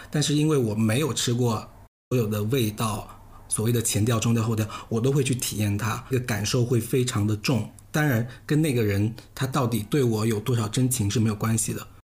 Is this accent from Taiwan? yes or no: no; Guangdong, China; now in Beijing, China; 我们都是潮汕人，然后都很迷信